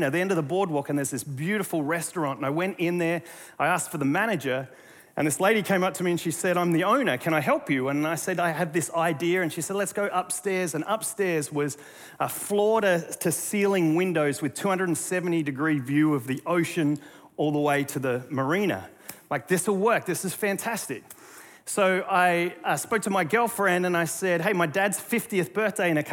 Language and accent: English; Australia; now in North Carolina, United States